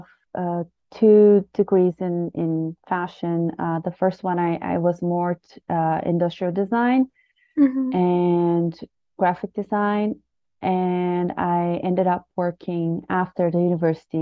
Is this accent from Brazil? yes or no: yes; Brazil; moved away as an adult; now in Canada; I'm from Brazil, but I've lived in Canada for over 7 years now.